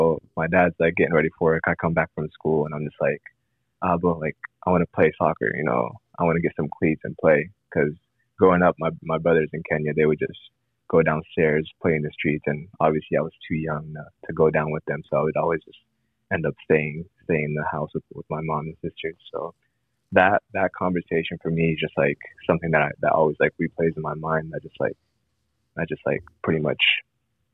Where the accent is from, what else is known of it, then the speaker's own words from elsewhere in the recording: Columbus, Ohio, United States; I grew up in Columbus, Ohio